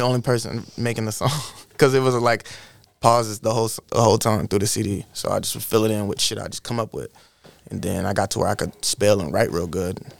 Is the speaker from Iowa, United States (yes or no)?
yes; Iowa, United States; I'm from Iowa. I'm an Iowa baby. Midwest.